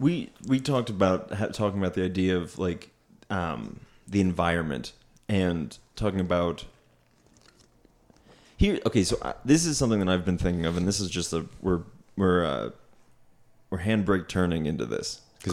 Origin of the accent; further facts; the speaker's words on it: Schuylkill County, Pennsylvania, United States; also born or lived in Auburn, Pennsylvania / Taiwan; people were like, where are you from? Right. I'm like, Schuylkill County.